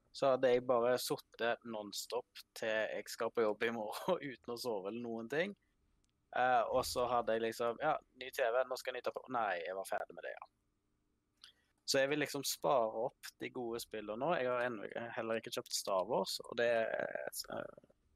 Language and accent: Norwegian; Vestlandet, Western Norway, Norway; moved away as an adult; now in Finnsnes, Norway; Jeg er født og oppvokst i Seidar nede på Vestlandet